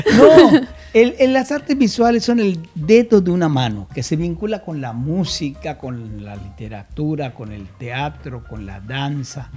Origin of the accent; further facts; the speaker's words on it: Yucatán, Mexico; moved away as an adult; also born or lived in Mexico City; Yo no soy yucahuach, como alguien me dijo una vez, yo soy yucateco